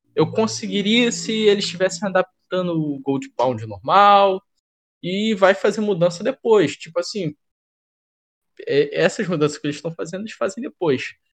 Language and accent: Portuguese; Brazil; vou falar como brasileiro